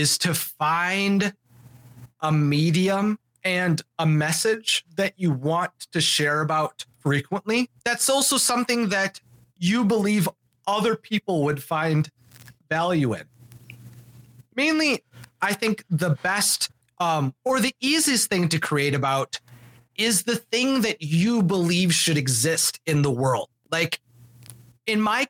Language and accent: English; Wisconsin, United States; moved away as an adult; now in Orlando, United States; I didn't have any major connections to my home state of Wisconsin